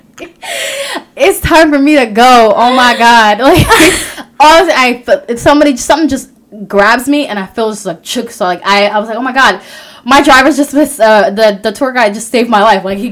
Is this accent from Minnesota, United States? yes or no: yes; Minnesota, United States; I'm from Minnesota.